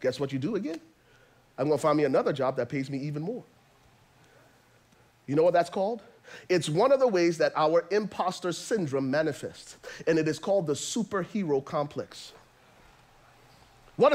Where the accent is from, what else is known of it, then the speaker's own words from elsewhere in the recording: Liberia; I'm from Liberia